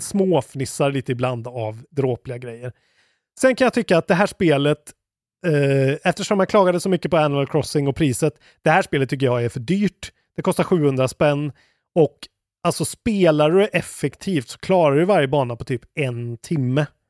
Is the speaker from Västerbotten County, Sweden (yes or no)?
no; Skåne, Sweden; i Skåne, där jag kommer ifrån.